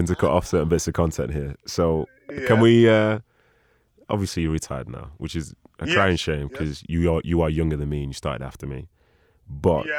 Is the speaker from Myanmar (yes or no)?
no; Manchester, North West England, United Kingdom; City being my hometown team